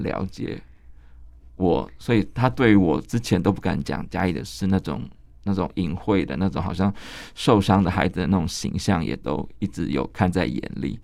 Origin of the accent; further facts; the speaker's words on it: Kaohsiung, Taiwan; 我们高雄人就会记得那个奇经海，海水浴场有一段时间是关闭的